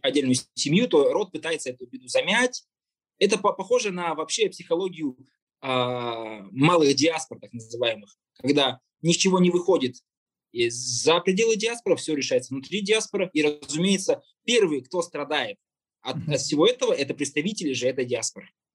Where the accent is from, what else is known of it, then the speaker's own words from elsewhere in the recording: Kazakhstan; мы живем в, в этой стране, которая называется Казахстан, мы казахи